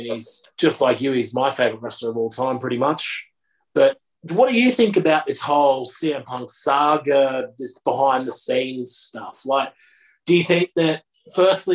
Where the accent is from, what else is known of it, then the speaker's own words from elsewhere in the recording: Australia; I'm Australian myself